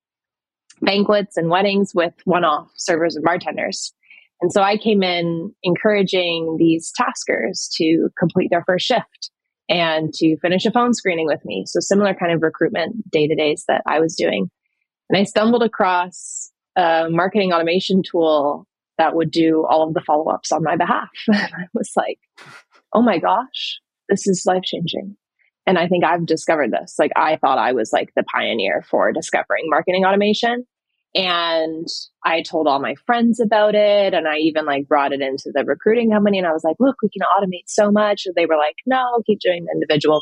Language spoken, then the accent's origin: English; Canada; moved away as an adult; also born or lived in London; I'm from Canada